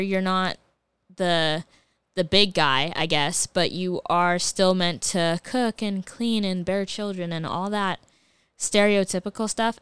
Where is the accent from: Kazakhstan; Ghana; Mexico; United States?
Ghana; as a Ghanaian